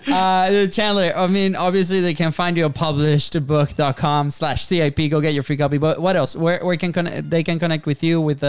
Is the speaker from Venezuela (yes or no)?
yes; Venezuela; moved away; we were the two Venezuelans